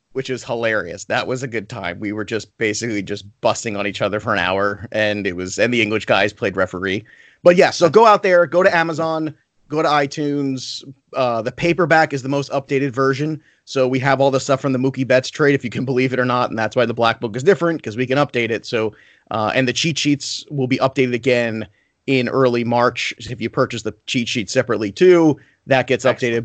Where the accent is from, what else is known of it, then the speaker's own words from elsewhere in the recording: New York, United States; I'm Italian and I'm from New York and I talk fast